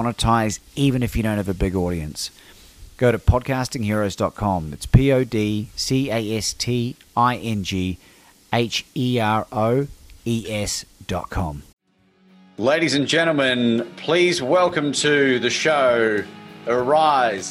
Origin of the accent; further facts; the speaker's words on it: Christchurch, Canterbury, New Zealand; growing up in Christchurch